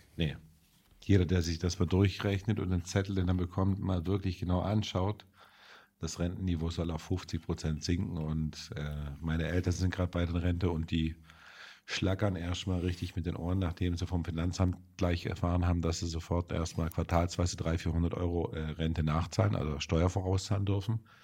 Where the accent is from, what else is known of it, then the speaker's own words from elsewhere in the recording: Germany; bei uns in Deutschland